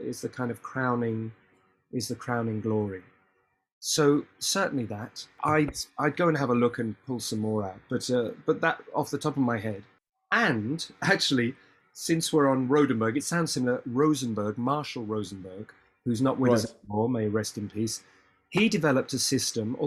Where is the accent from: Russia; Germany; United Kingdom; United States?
United Kingdom; we are British